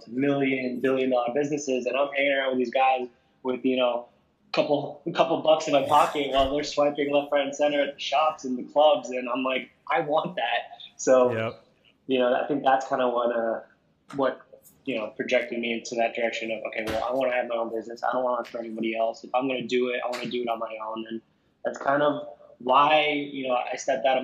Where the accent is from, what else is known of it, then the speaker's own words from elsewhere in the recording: New Jersey, United States; moved away as an adult; also born or lived in London; I was born and raised in New Jersey